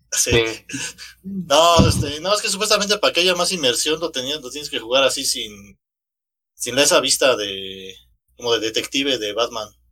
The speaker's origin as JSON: {"language": "Spanish", "region": "Mexico City", "country": "Mexico", "accent": "chilango", "said": "el acento este que nos inventaron a los chilangos"}